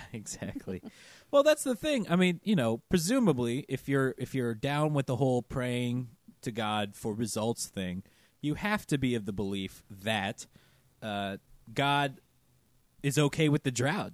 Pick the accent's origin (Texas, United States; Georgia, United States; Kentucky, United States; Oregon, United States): Georgia, United States; that's my home state